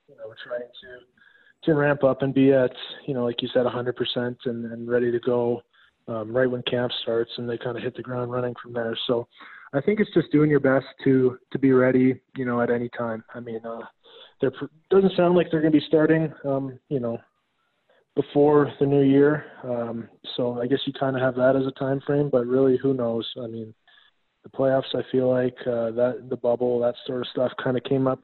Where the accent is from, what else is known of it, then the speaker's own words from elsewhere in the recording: Saskatchewan, Canada; moved away; I'm from Saskatchewan up in Canada